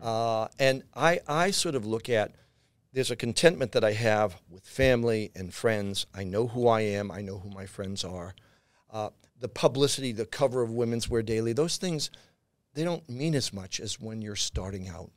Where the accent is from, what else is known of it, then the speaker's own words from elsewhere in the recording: Boston, Massachusetts, United States; moved away; also born or lived in New York; south end of Boston